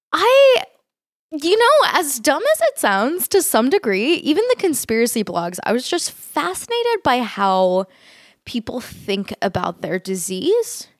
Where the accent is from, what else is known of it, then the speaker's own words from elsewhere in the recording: Fort Worth, Texas, United States; also born or lived in San Francisco, California; I, uh, grew up in Texas, um, in a city called Fort Worth